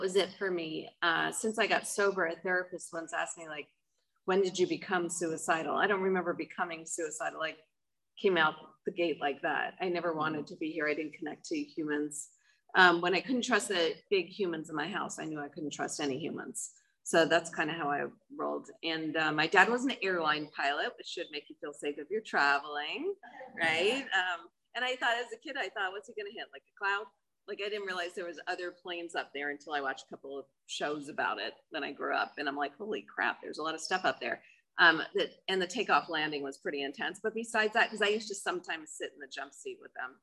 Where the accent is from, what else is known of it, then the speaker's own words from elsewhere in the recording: New York, United States; I'm from New York. I grew up in an alcoholic family